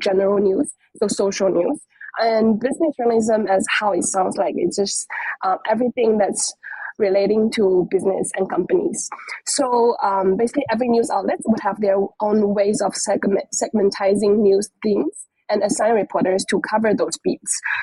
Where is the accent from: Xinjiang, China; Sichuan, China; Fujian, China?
Fujian, China; moved away as an adult; also born or lived in Sydney, Australia; I was born and raised in China, in this province called Fujian